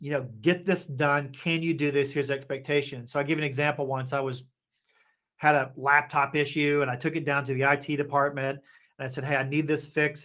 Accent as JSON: {"language": "English", "region": "Appalachia", "country": "United States", "tie": "born or raised there", "also_born_or_lived": "Asia / Hong Kong", "moved": "as an adult", "said": "I grew up in Appalachia"}